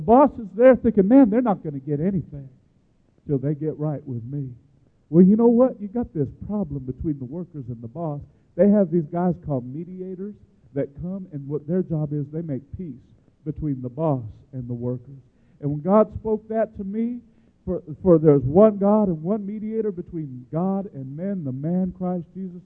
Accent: Chicago, Illinois, United States; I grew up in Chicago, that's a union town

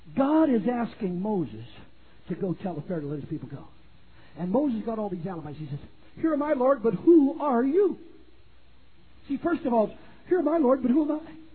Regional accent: Canada; moved away; in my native country of Canada, I was born and raised in Canada

